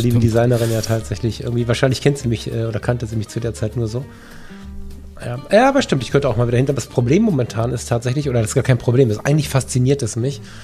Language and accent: German; Düsseldorf, North Rhine-Westphalia, Germany; hier aus meiner Heimat